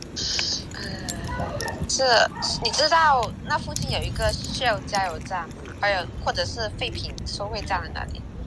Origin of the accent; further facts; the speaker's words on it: Guangdong, China; now in Hawaii, United States; 我是广东的